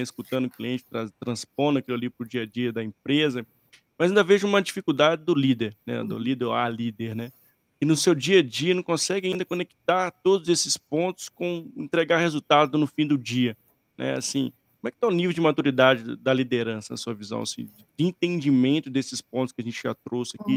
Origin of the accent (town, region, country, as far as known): Brazil